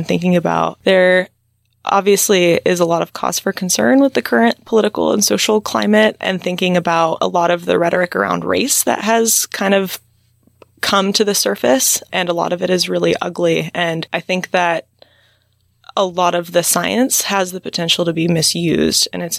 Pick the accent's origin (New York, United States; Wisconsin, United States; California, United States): California, United States; Central Valley of; I grew up in the Central Valley of California, kind of out in the country next to a walnut orchard.